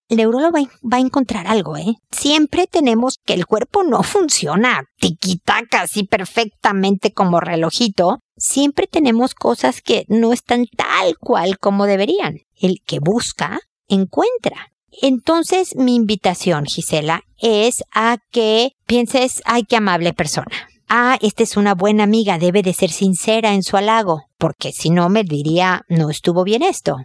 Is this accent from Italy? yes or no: no; Mexico; moved away as an adult; now in Chile; Cuando recién llegué a Chile a vivir, yo soy mexicana, tengo muchos años ya viviendo en Chile